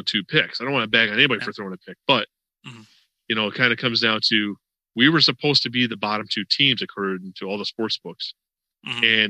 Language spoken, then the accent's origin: English; Western New York, United States; now in Florida, United States; I'm from Western New York. Before I moved to Florida